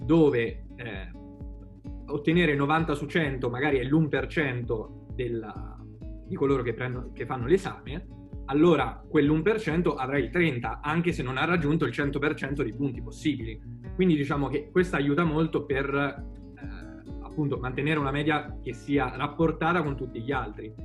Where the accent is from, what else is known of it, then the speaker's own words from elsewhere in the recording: Perugia, Umbria, Italy; sono perugino doc